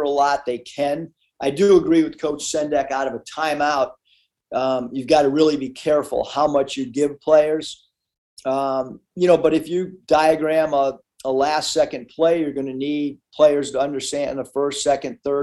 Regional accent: San Diego, California, United States; I don't speak Spanish, although I grew up in San Diego.

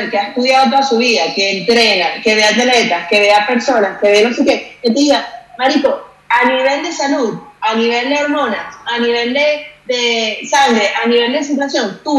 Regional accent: Spain; Yo soy española, siempre va a ser más piernona que el resto del mundo, ¿sabes?

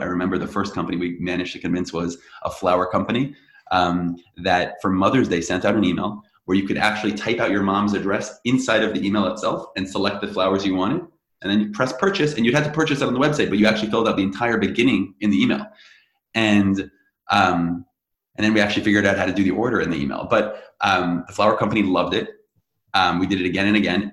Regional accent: Teaneck, New Jersey, United States; I grew up in Teaneck, New Jersey

